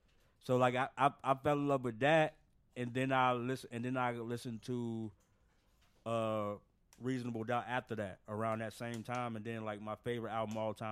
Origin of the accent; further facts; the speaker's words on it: the South, United States; Even though I'm from the South